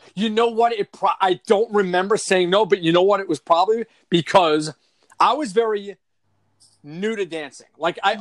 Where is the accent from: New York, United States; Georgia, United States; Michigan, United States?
New York, United States; also born or lived in San Antonio, Texas; I'm from New York